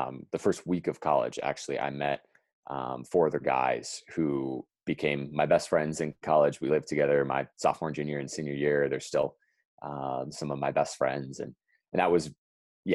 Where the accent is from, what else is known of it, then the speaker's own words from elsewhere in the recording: Mukwonago, Wisconsin, United States; also born or lived in Minnesota; I grew up in Mokwanego, Wisconsin, so just north on 43, and grew up in a Christian home